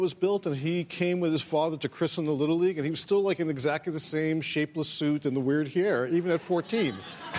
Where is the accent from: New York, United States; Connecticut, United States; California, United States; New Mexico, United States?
New York, United States; New York City; I grew up in Trump Village.